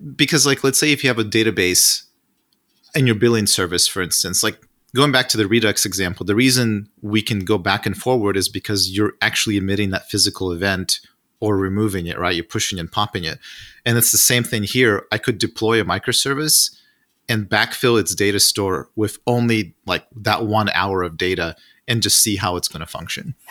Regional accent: Russia; moved away; I'm originally from Russia

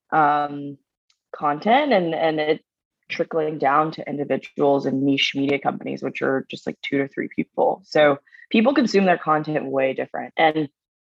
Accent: Baton Rouge, Louisiana, United States; I'm from Baton Rouge, Louisiana. Go Tigers. I moved there when I was five.

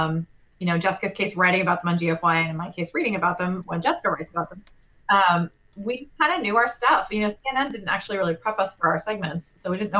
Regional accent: United States; we are American

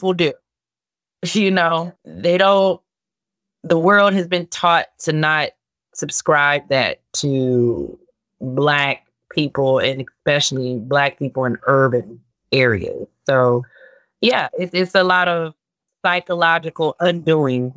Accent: Chicago, Illinois, United States; I'm from Inglewood

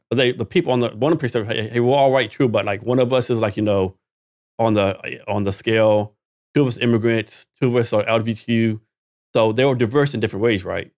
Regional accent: Texas, United States; I'm from Texas too, right? Born and raised.

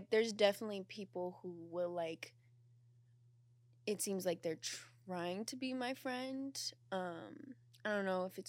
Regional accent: Las Vegas, Nevada, United States; now in California, United States; I'm from Las Vegas. Mm. I grew up in Las Vegas. It's not what pops in your head, like, oh, city, nightlife. It's very boring.

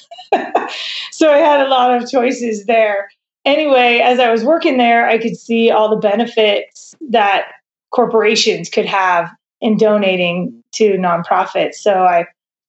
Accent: Southern California, United States; moved away as an adult; also born or lived in Boulder, Colorado / New York; now in Bozeman, United States; I grew up in Southern California

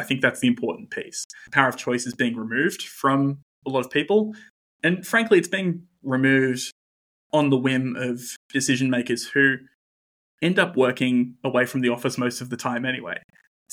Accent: Newcastle, New South Wales, Australia; I'm from Newcastle

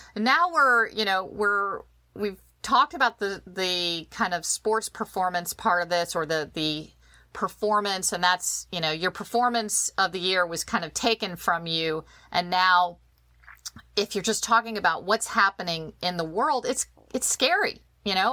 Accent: Virginia, United States; I'm a Virginian. I'm born, you know, I'm, uh, I Grew up in Virginia

